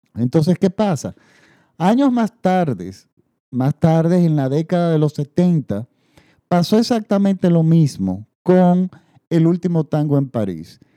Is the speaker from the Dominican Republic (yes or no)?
yes; Dominican Republic; en, República Dominicana, en mi país